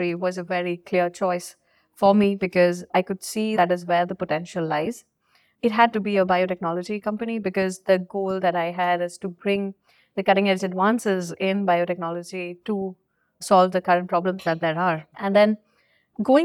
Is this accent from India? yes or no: yes; India; moved away; growing up in India, like, you know, academia and all is quite competitive.